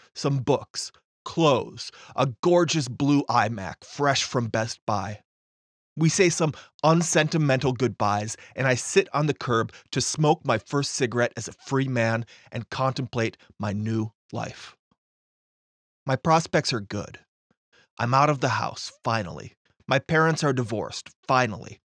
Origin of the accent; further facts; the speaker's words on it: Fargo, North Dakota, United States; Grand Forks is only eighty-one miles north of my hometown, Fargo